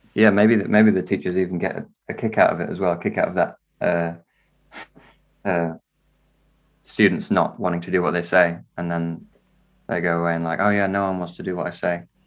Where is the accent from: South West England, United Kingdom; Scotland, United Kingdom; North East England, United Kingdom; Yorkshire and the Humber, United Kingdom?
Yorkshire and the Humber, United Kingdom; Wakefield; now in London, United Kingdom; I'm from Wakefield